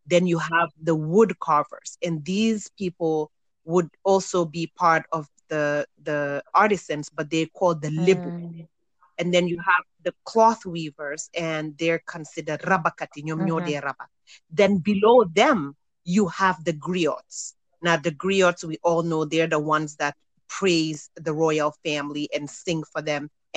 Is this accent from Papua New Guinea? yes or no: no; Gambia; moved away; I remember growing up in Gambia when everybody spoke Wolof, no matter what tribe you were.